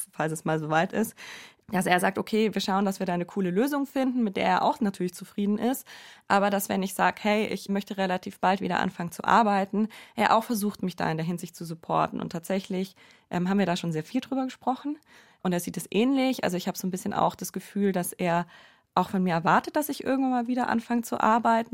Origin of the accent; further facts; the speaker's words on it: Allgäu, Bavaria, Germany; ich bin ja im Allgäu aufgewachsen